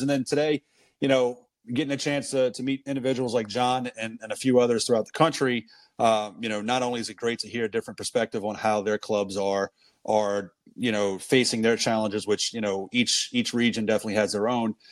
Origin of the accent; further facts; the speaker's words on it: New Orleans, Louisiana, United States; also born or lived in San Francisco; I grew up in New Orleans, you know, outside of New Orleans